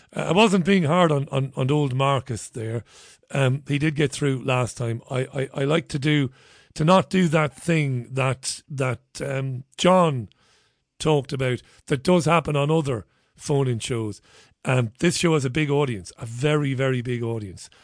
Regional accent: Waterford, Munster, Ireland; So I grew up in Waterford

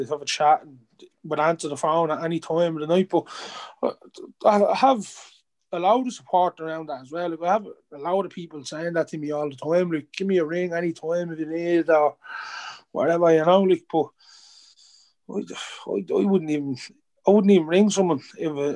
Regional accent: Dublin, Leinster, Ireland; I'm from Ballymun

